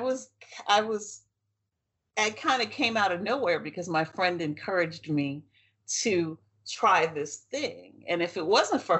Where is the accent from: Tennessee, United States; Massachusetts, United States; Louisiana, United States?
Louisiana, United States; New Orleans; My growing up in New Orleans